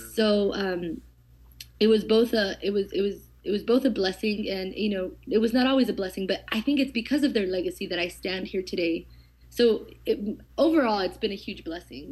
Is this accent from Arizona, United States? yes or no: yes; Eloy, Arizona, United States; I grew up literally in the middle of nowhere, um, in Eloy, Arizona